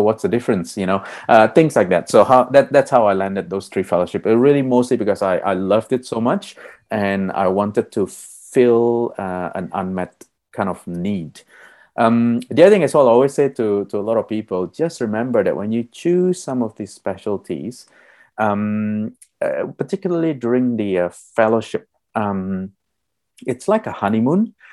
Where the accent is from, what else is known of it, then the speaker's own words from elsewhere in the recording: Melbourne, Victoria, Australia; I'm from Narum, Melbourne, uh, the land of the Wurundjeri people